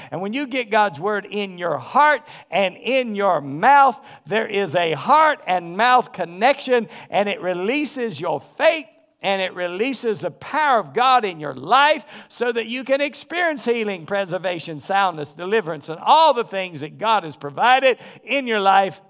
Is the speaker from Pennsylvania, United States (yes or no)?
no; North Carolina, United States; I grew up in the South. And so I grew up in North Carolina